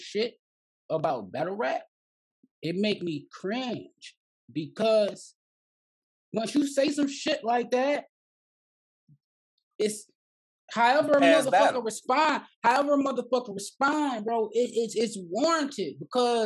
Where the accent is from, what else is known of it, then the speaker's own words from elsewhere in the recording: Inkster, Michigan, United States; I'm from Inkster.